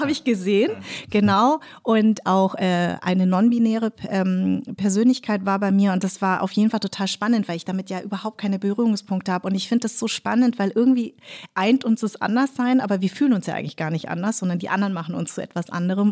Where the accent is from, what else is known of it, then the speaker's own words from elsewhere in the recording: Munich, Bavaria, Germany; moved away as an adult; also born or lived in Darmstadt; now in Berlin, Germany; weil ich war in München sehr weiß sozialisiert. Also ich bin im total komplett weißen Umfeld groß in geworden. Äh, in Parsing.